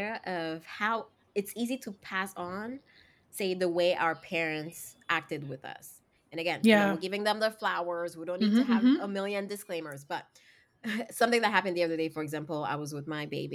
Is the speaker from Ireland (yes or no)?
no; Haiti; moved away; I grew up in Haiti